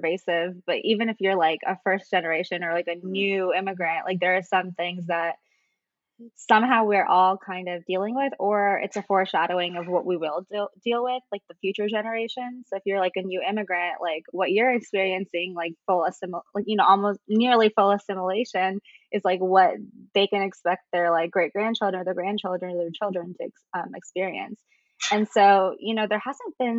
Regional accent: United States; also born or lived in India / Saudi Arabia; before coming to America, I spent like, I want to say like 4 or 5 years in Saudi Arabia.

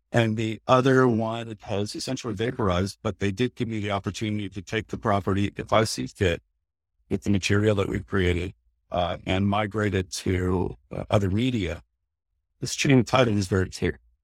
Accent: Canada; I'm a Canadian creator

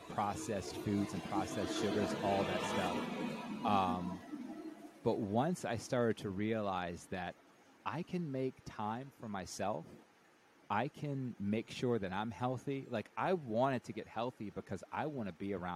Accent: the South, United States; I was raised Catholic in the South

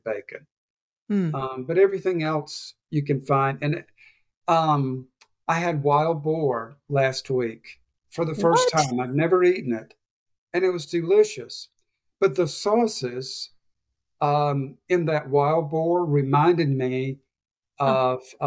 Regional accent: Alabama, United States; moved away as an adult; now in Lisbon, Portugal; I grew up in Alabama

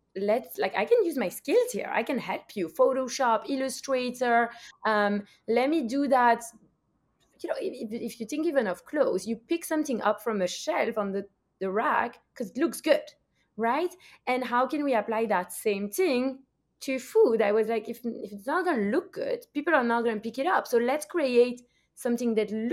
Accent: Belgium; now in United States; I'm also from Belgium.

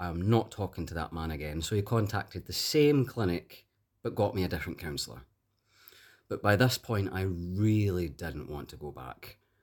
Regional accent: Glasgow, Scotland, United Kingdom; I'm from Glasgow.

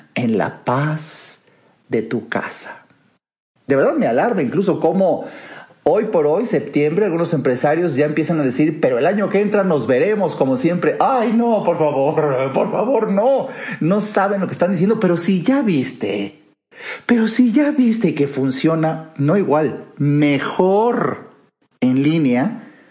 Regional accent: Mexico; en mi país

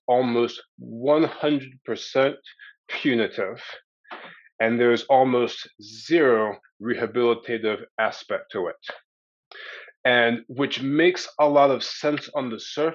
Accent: Maryland, United States; I was raised in Maryland to fundamentalist Christian parents

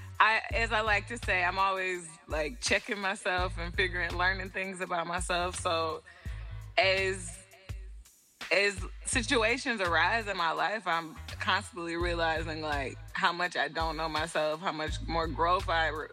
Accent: Atlanta, Georgia, United States; also born or lived in New York / Ohio; I am from Atlanta. I'm from Atlanta, to be specific, a little outside of Atlanta

